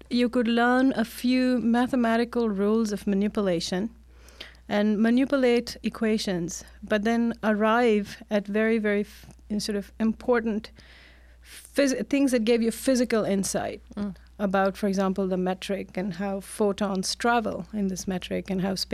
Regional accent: India; now in United States; No, actually, I grew up in India.

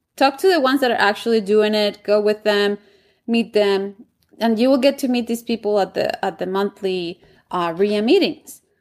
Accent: Bogotá, Colombia; English is a second language; moved away as an adult; now in Washington, D.C., United States; when I was growing up in Colombia

